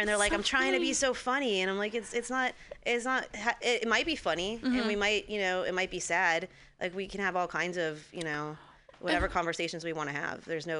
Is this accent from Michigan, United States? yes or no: no; Santa Clarita, California, United States; my hometown from Santa Clarita, outside